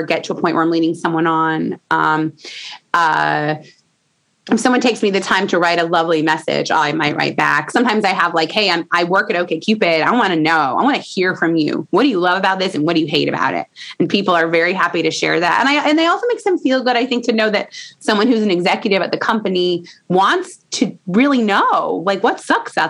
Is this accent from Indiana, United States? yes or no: yes; Indiana, United States; I'm from Indiana